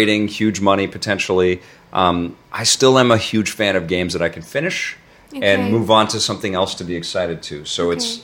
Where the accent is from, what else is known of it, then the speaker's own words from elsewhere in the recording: Canada; I'm Canadian